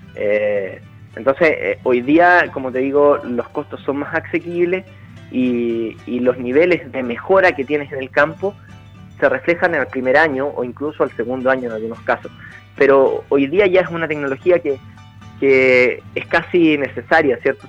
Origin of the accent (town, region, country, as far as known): Chile